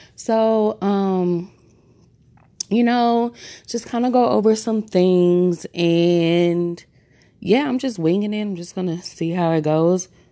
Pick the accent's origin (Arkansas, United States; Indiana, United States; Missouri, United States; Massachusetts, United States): Missouri, United States; St. Louis; I am born and raised in Saint Louis, Missouri, home of …